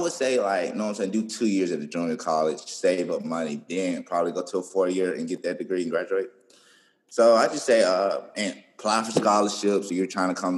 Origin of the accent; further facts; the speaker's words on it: Birmingham, Alabama, United States; now in Tuscaloosa, United States; I'm from Birmingham, so when I came to Tuscaloosa